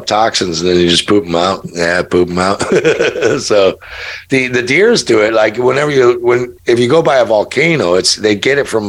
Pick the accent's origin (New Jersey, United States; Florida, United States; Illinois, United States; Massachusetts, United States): Illinois, United States; Chicago; moved away; I'm from there. I'm from Chicago